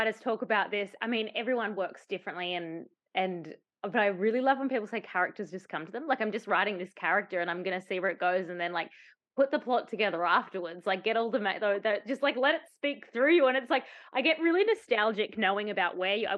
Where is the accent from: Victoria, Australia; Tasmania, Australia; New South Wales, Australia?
Tasmania, Australia; I grew up in Tasmania and spent the majority of my life in Tasmania